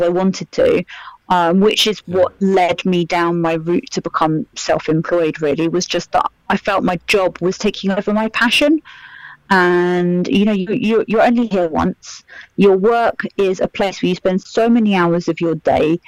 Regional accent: Milton Keynes, South East England, United Kingdom; moved away as an adult; also born or lived in London; I'm from Milton Keynes. So although you could kind of say it's multicultural, when I was at school...

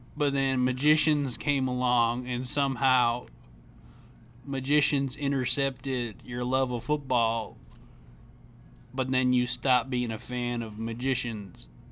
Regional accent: Tennessee, United States; I grew up in Tennessee.

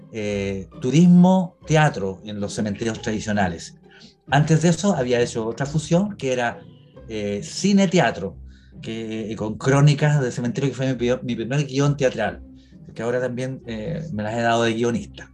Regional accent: Chile; soy chileno de corazón

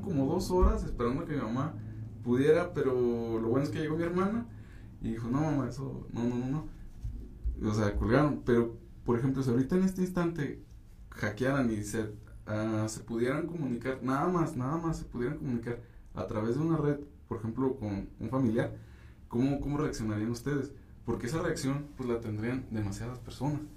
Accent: Durango, Mexico; nuestro mismo estado, aquí en Durango

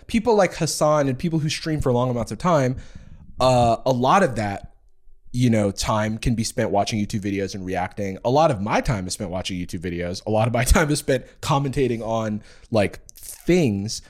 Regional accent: Gainesville, Florida, United States; the University of Florida, which is in my hometown

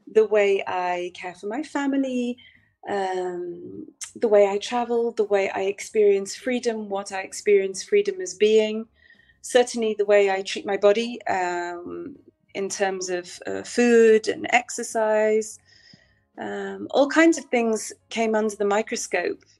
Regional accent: Manchester, North West England, United Kingdom; also born or lived in Italy / Netherlands; now in Portugal; Um, I'm originally from Manchester in England.

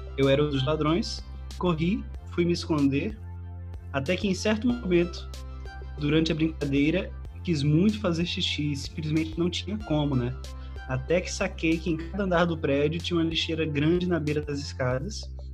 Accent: Petrolina, Pernambuco, Brazil; Eu sou de Petrolina, né? as beiras do Rio São Francisco

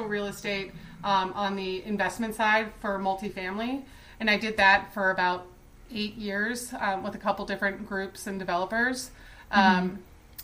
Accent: Charlotte, North Carolina, United States; also born or lived in Chicago; we were born in Chicago, but moved there very young. I was about a year when we moved to Charlotte. So we were basically raised our whole life in Charlotte.

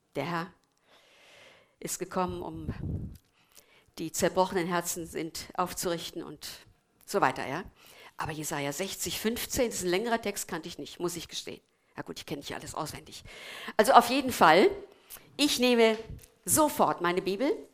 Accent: Germany; wir als Deutsche

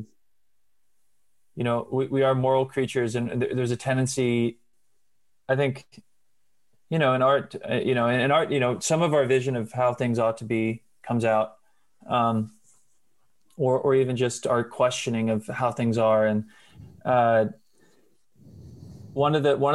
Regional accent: Nashville, Tennessee, United States; I'm from Nashville

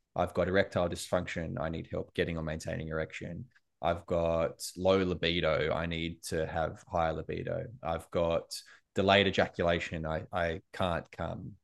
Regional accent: Australia; also born or lived in United States; as an Australian in America

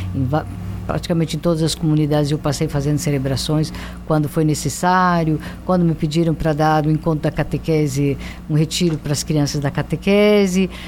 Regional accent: São Paulo, Brazil; moved away as an adult; also born or lived in Mexico / Italy / Democratic Republic of the Congo; now in Porto Velho, Brazil; eu sou do estado de São Paulo

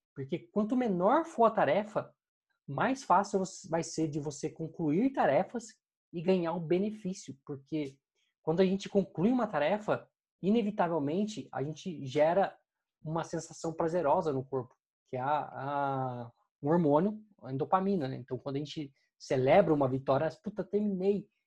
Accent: Brazil; a gente, como brasileiro

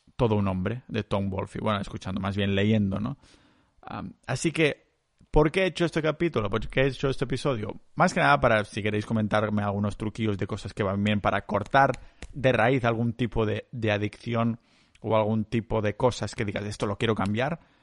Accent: Catalonia, Spain; cultura catalana, que es lo que estoy acostumbrado yo ahí en mi pueblo

